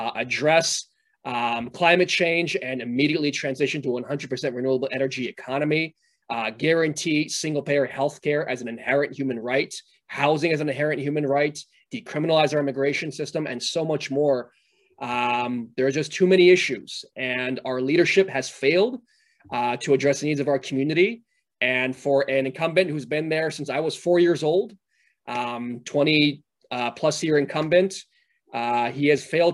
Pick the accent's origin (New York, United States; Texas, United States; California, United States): California, United States; Los Angeles; running for U.S. Congress in my hometown, West San Fernando Valley, California's 30th